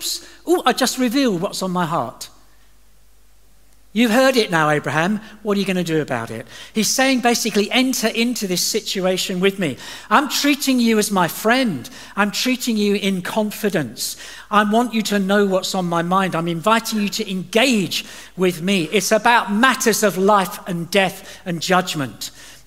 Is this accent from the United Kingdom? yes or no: yes; England, United Kingdom; moved away as an adult; also born or lived in Dubai / Doha; I'm from England